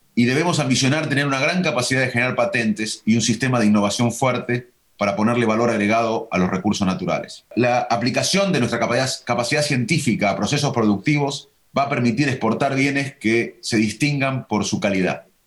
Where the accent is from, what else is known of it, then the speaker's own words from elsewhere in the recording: Argentina; Un país como Argentina, de 45 millones de habitantes, que seremos 50 en unos años